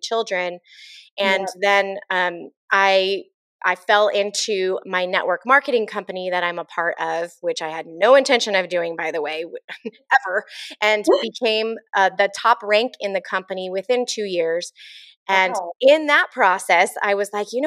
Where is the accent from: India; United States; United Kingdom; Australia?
United States; San Diego, California; moved away as an adult; also born or lived in Arizona; now in Central Oregon, United States; Born and raised San Diego